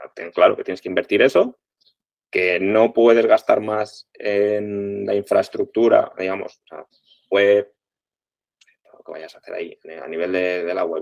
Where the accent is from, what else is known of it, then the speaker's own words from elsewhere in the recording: Crevillent, Valencian Community, Spain; somos de Crevillén, somos de la ciudad de la alfombra, lo llevamos en el ADN